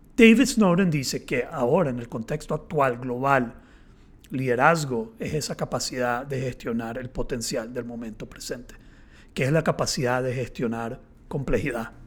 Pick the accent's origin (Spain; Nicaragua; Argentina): Nicaragua; yo soy eh, nicaragüense